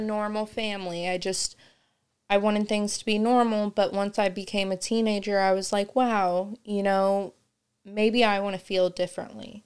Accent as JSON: {"language": "English", "town": "Kokomo", "region": "Indiana", "country": "United States", "tie": "born or raised there", "said": "I grew up in Kokomo"}